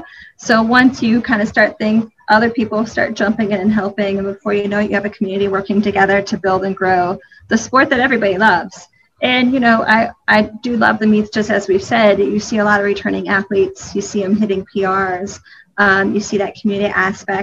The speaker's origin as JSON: {"language": "English", "town": "Detroit", "region": "Michigan", "country": "United States", "tie": "born or raised there", "moved": "yes", "lives_now": "Charlotte, United States", "said": "when we grew up in Detroit, Michigan, we moved down here and outside of Charlotte, and I think in 97"}